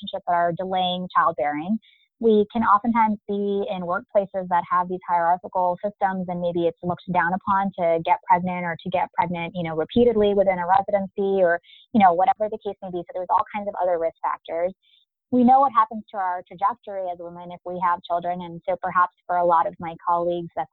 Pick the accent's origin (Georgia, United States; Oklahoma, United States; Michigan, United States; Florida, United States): Michigan, United States; moved away as an adult; also born or lived in Chicago, Illinois / North Carolina / New York City; I am a Midwesterner originally. I was born in Chicago and grew up in Michigan. So that's kind of where I spent the first 18 years of my life